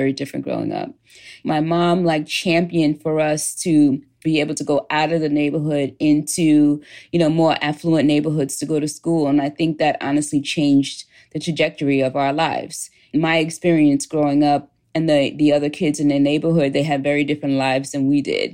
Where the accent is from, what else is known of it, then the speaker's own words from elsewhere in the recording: New York City, New York, United States; I lived in a working class neighborhood in Queens, New York.